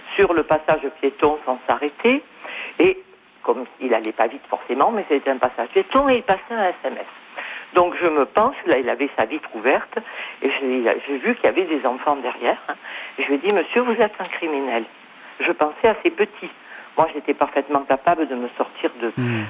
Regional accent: Marseille, Provence-Alpes-Côte d'Azur, France; now in Cannes, France; je suis née à Marseille

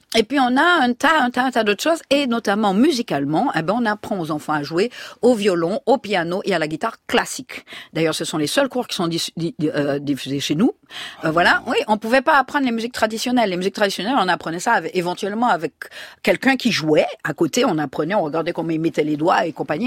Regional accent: Martinique

